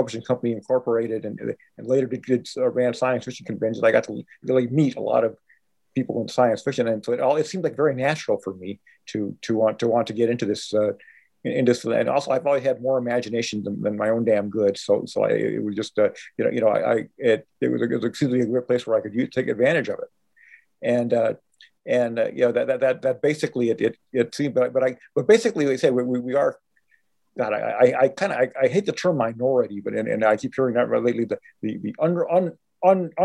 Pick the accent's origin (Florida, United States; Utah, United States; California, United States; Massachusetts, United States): California, United States; Los Angeles; I was born in East LA. My first years were spent on Barney Beach Place in East Place, you know, right next to Whittier Boulevard